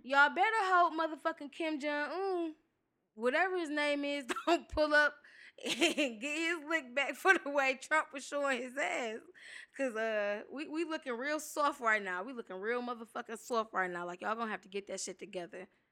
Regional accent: Detroit, Michigan, United States; I grew up in Detroit

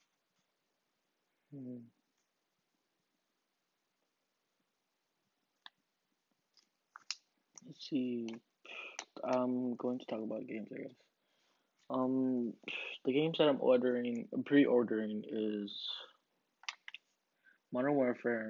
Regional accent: Harlingen, Texas, United States; my hometown, Harlingen

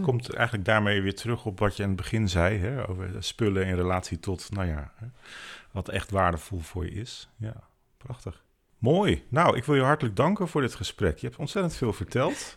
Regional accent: Veluwe, Gelderland, Netherlands; wij komen van de Veluwe en wonen vlak bij Ermelo.

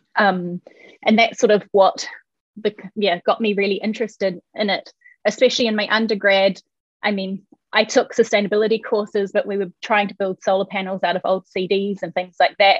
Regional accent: New Zealand; moved away as an adult; now in Denmark; I'm from New Zealand.

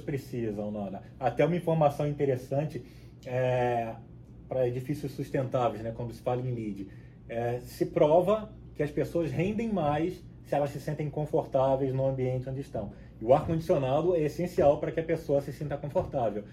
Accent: Cabo Frio, Rio de Janeiro, Brazil; moved away as an adult; also born or lived in São Paulo, Brazil; now in Panama City, Panama; pelo sotaque, vocês já devem perceber um pouquinho que eu nasci no, no Rio de Janeiro, nasci em Cabo Frio, na, na, região dos lagos lá no Rio de Janeiro

